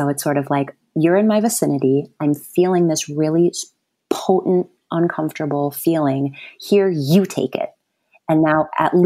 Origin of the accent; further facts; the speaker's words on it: Wisconsin and Ohio, Midwest, United States; moved away; also born or lived in New York City; I grew up in Wisconsin, between Wisconsin and Ohio.